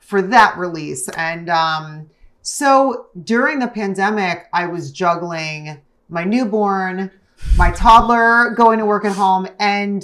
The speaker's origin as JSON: {"language": "English", "region": "New Jersey", "country": "United States", "tie": "born or raised there", "said": "youngest of five kids growing up in Jersey"}